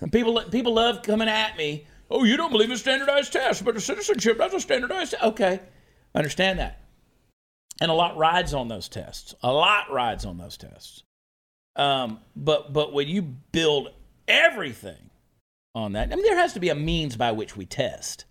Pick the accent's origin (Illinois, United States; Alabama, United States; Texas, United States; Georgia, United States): Georgia, United States; Augusta; moved away; my hometown of Augusta, Georgia